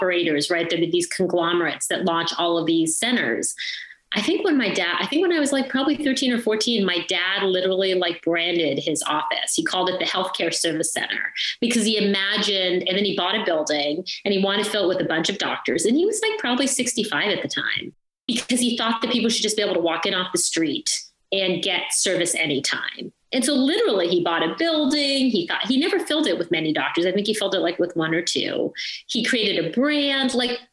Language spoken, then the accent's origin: English; St. Catharines, Ontario, Canada; moved away; So I grew up in St. Catharines, Ontario. My parents immigrated to Canada when I was two. So I grew up in Ontario, and that's all I can really remember.